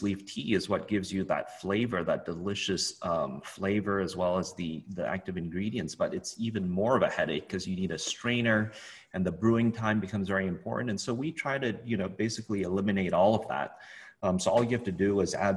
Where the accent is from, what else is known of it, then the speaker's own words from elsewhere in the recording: Hong Kong; I grew up in Hong Kong.